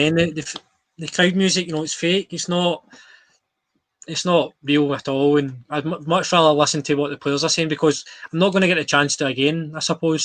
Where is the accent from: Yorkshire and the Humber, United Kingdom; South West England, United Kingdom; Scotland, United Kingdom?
Scotland, United Kingdom; as a Scottish person